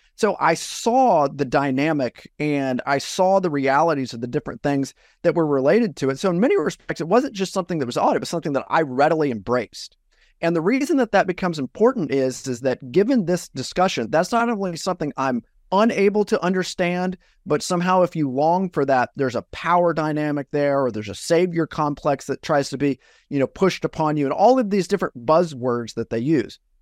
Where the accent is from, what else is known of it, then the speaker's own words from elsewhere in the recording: Iowa, United States; I'm originally from Iowa, and I grew up in a really small town in Iowa